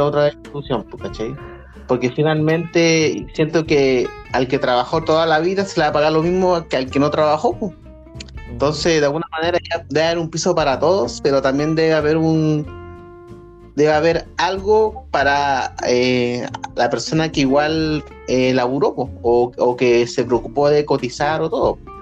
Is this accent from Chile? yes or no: yes; Chile